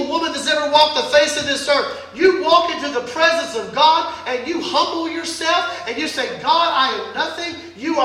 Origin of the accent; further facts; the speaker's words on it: United States; I'm an American.